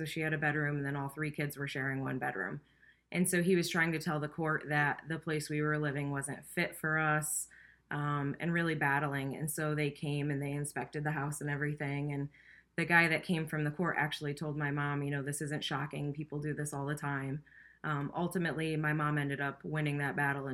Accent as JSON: {"language": "English", "town": "Hartford", "region": "Connecticut", "country": "United States", "tie": "born or raised there", "said": "I grew up in Hartford"}